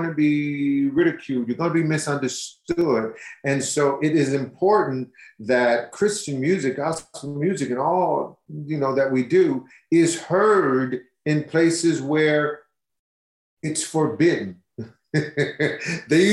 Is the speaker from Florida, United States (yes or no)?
no; Detroit, Michigan, United States; you can't help but know Motown if you're born and raised in Detroit